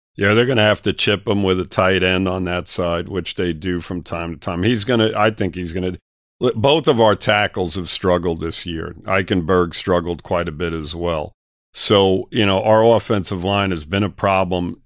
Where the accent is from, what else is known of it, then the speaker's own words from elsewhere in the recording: New York, United States; moved away; I'm from New York originally